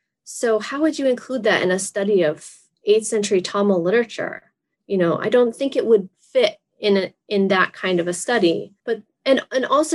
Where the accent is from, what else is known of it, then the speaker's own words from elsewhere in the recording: Massachusetts, United States; I'm from Massachusetts